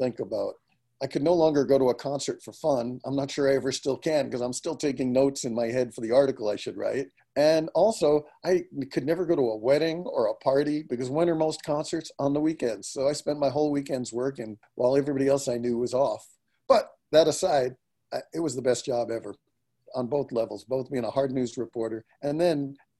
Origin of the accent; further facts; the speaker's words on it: New York, United States; now in Santa Cruz, United States; I was raised in New York, went to high school, college